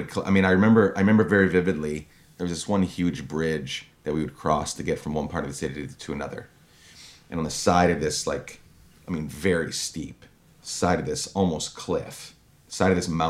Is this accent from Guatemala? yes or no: yes; Guatemala; I grew up in Guatemala. My parents were missionaries there.